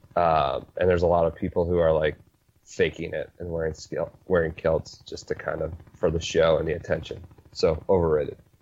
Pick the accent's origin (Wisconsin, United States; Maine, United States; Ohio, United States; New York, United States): Ohio, United States; Northeast; I'm from Northeast Ohio